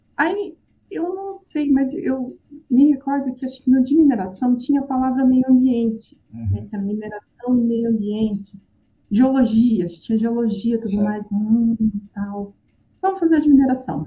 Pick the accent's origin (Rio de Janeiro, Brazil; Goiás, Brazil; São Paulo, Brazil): São Paulo, Brazil; Apiaí; moved away as an adult; also born or lived in Paraná; Eu cresci na zona rural do município de Apiaí, que é interior de São Paulo